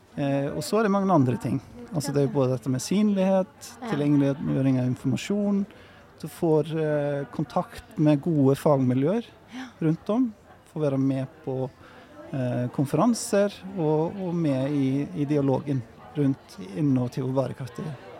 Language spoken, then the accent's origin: Norwegian; Iceland; Norwegian is a second language; moved away as an adult; also born or lived in Norway; now in Bergen, Norway; jeg er jo islending, som du kanskje hørte på prestasjonen her i sted. Men, eh, og kom til Norge for å studere arkitektur